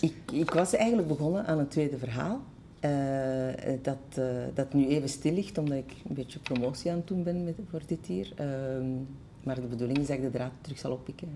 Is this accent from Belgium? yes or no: yes; Brussels, Brussels-Capital Region, Belgium; also born or lived in Schoten / Antwerp; de stad waar ik ben opgegroeid